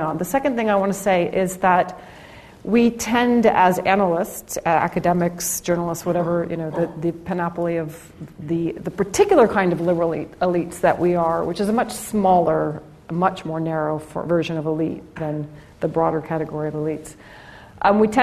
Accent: Omaha, Nebraska, United States; I grew up in the Midwest. I grew up in Omaha, Nebraska.

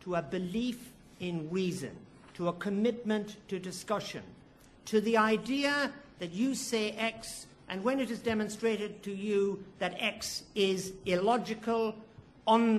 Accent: Ireland; now in United Kingdom; as an Irishman

